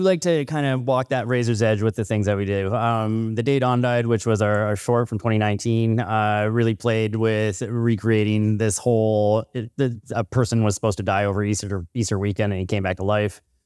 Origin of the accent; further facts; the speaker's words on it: Northern BC, British Columbia, Canada; I'm from Northern B C, and growing up